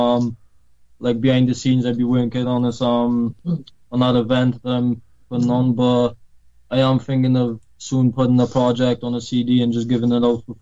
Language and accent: English; Wales, United Kingdom; also born or lived in Poland; I'm from Poland, like I said, but when I was 7, I moved over to Wales, so I've been living here for like 13 years now.